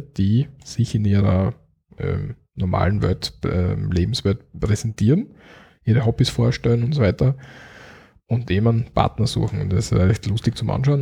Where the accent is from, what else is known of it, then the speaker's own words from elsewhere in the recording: Austria; bei uns in Österreich